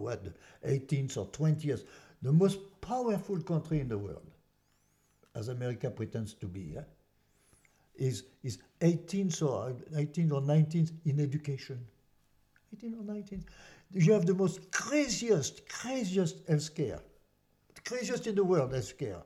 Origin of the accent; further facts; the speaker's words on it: France; English is a second language; now in United States; I'm from France